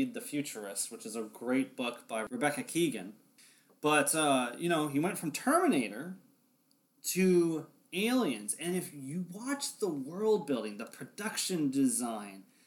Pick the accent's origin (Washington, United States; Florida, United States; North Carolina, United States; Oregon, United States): Washington, United States; Olympia; my hometown, Olympia, Washington